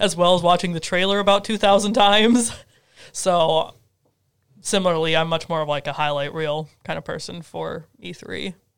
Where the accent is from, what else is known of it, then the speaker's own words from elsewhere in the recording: Twin Cities area, Minnesota, United States; now in Carbondale, United States; I'm from the Twin Cities area in Minnesota